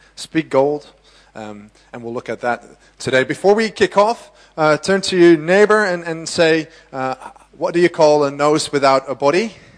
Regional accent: Amsterdam, North Holland, Netherlands; I'm from Amsterdam, born and raised.

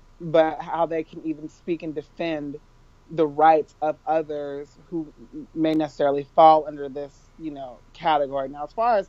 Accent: Northern California, United States; I was born and raised in California, Northern California to be exact

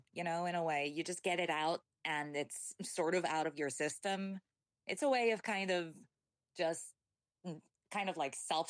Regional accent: New Zealand; born there; also born or lived in Chile / Hong Kong / Taiwan / England; So I was born in New Zealand, which has, like, I don't have anyone in my family who comes from there. It's just where my dad was working at the time. We moved to Chile, which is where my mom's from.

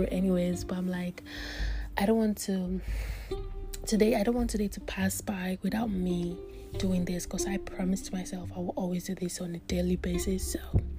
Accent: Nigeria; moved away; I'm a Nigerian. I grew up in Nigeria and I schooled in Nigeria

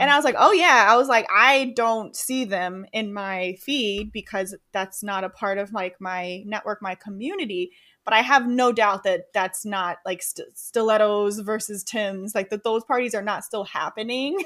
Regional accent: Rochester, New York, United States; moved away as an adult; also born or lived in Oklahoma; now in New York City, United States; I grew up in Rochester, so that was the community I knew

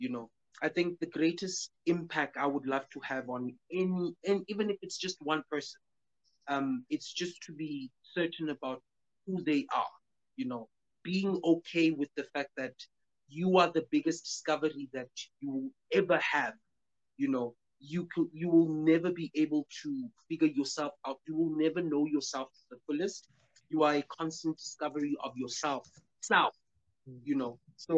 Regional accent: New York, United States; now in Alberton, South Africa; We are from Alberton. We're based in Alberton, but I'm from New York. Originally from...

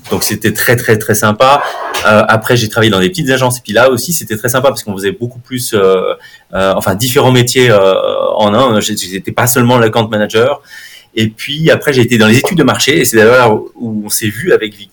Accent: Bonneville, Auvergne-Rhône-Alpes, France; now in Switzerland; je suis né en France, je suis, je suis de Bonneville, donc euh, dans le 74. ça fait maintenant 17 ans que, que je suis en Suisse, double nationalité.

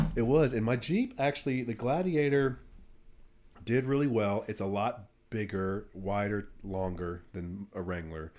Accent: Brentwood, United States; I was from Brentwood

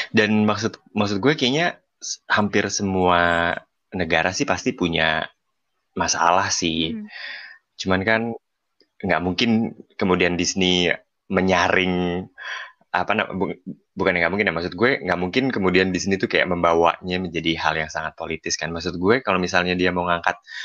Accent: Jakarta, Indonesia; moved away as an adult; now in Colombia; gue aja yang lahir di Jakarta

